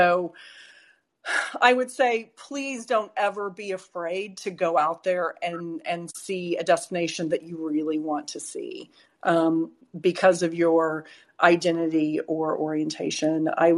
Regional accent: United States; now in London, United Kingdom; What is it like being American? That's funny. Well, I feel like, especially with all the mask wearing, I mean, people didn't really understand my accent to begin with.

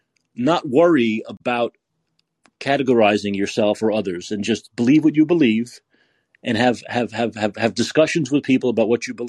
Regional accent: New York City, New York, United States; I'm from Staten Island.

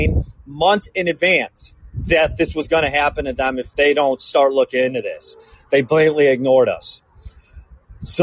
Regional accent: Chicago, Illinois, United States; also born or lived in Sedona, Arizona; now in Texas, United States; I'm originally from the Chicagoland area. Moved to Arizona in 2019

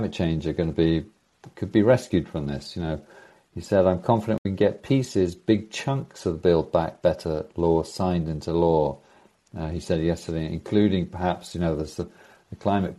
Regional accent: United Kingdom; also born or lived in United States; now in Norway; I'm a Brit living in Norway

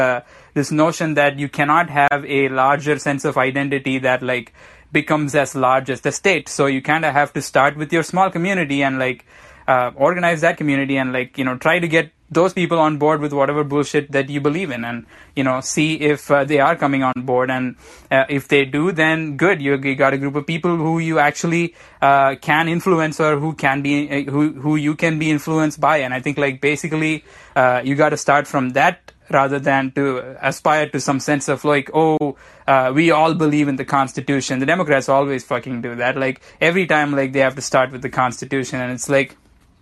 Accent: southern India, India; moved away; I come from the southern part of India

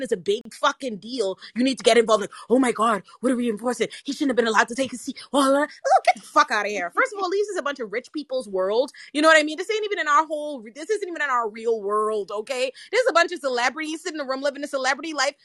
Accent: Bahamas; I'm from the Bahamas

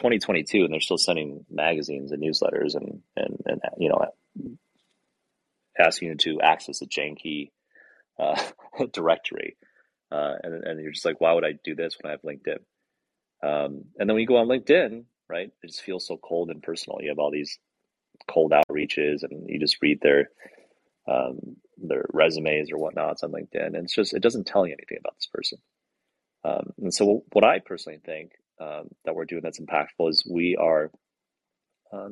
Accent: Michigan, United States; now in California, United States; I'm from Michigan originally, and I live in California

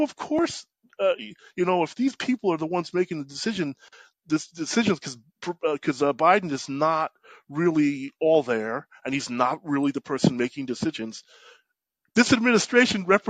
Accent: New York, United States; I grew up in New York

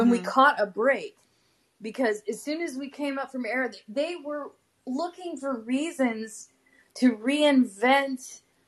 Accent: Texas, United States; also born or lived in Western Washington; as a Texan.

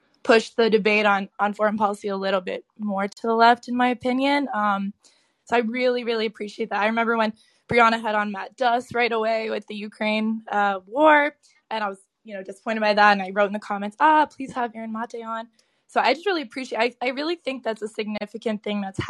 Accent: Canada; I'm Canadian

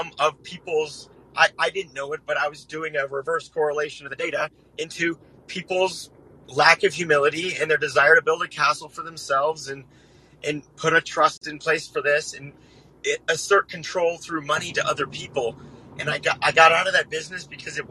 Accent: Littleton, Colorado, United States; moved away as an adult; now in Texas, United States; I grew up in Littleton, Colorado

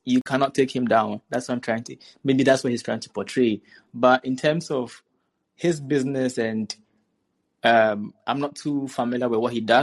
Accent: Ghana; As a Ghanaian

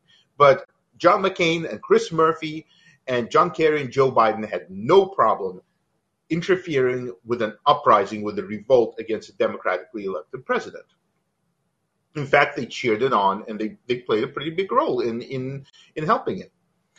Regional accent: Kharkiv, Kharkiv Oblast, Ukraine; now in United States; I'm from the eastern Ukrainian city of Kharkiv, where I speak Russian, but I mean, my family is from Ukraine. We were there. We lived there.

